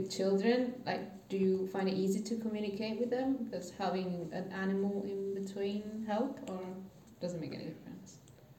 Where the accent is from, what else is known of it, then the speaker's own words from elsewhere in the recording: Italy; from Italy.